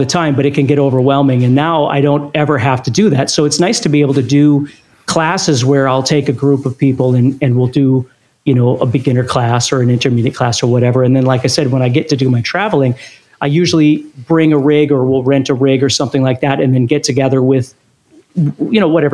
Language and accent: English; Fargo, North Dakota, United States; I grew up in Fargo, North Dakota